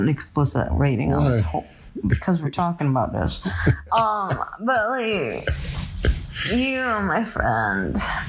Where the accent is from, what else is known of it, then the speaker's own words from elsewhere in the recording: New England, United States; I'm from New England.